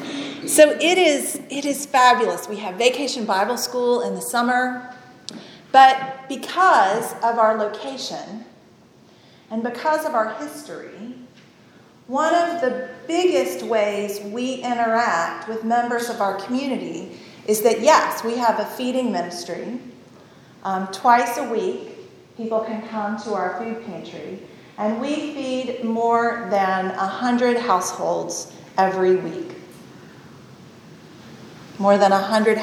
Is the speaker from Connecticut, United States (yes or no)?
no; Tennessee, United States; moved away; also born or lived in Ohio; I grew up in Tennessee